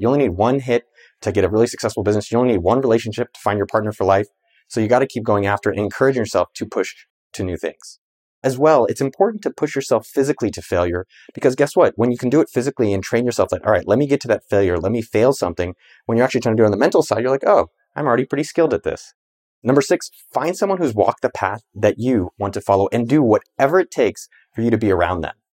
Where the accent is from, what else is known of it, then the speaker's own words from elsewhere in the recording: Cupertino, California, United States; I grew up in the Bay Area about two miles from Apple's campus in Cupertino, California